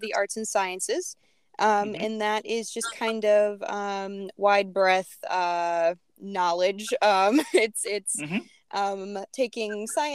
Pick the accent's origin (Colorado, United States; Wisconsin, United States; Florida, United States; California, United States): Wisconsin, United States; Beloit-Janesville area; I grew up in the Beloit-Janesville area